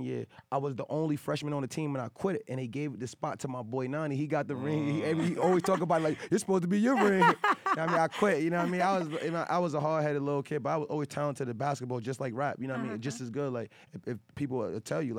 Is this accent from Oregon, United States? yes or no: no; New Haven, Connecticut, United States; That's where I'm from. I'm from Yale